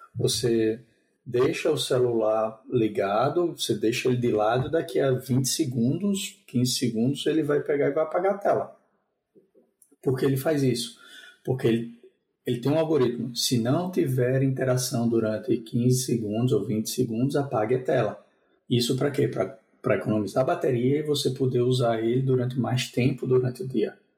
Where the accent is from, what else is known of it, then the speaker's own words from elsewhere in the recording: João Pessoa, Paraíba, Brazil; now in Spain; eu sou natural de João Pessoa